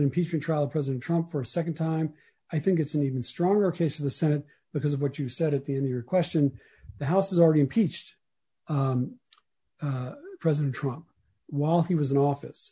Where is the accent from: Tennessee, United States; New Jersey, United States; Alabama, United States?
Alabama, United States; Mobile; I grew up in Mobile, Alabama